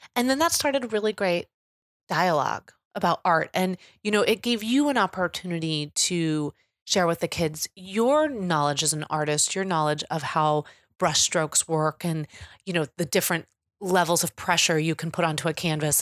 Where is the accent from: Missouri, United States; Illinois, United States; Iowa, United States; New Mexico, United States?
Missouri, United States; Kansas City; I'm coming from Kansas City